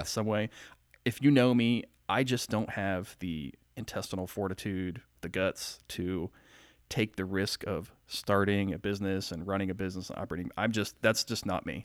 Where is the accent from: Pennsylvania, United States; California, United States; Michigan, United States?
Pennsylvania, United States; rural; now in Marietta, United States; I was born here in Marietta, lived my young life in very rural Pennsylvania.